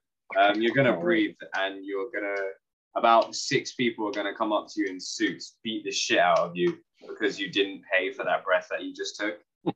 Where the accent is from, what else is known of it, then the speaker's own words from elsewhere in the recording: South Korea; I'm from Korea.